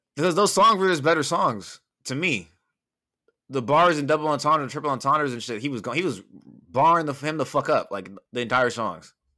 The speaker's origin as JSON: {"language": "English", "town": "Bellflower", "region": "California", "country": "United States", "said": "I'm just a motherfucker from Bellflower"}